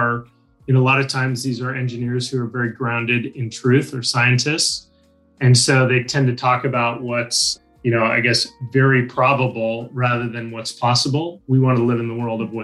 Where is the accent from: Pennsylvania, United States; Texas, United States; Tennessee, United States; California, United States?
California, United States; San Francisco Bay Area; moved away as an adult; now in Australia; I'm originally from the San Francisco Bay Area, relocated to Australia about 25 years ago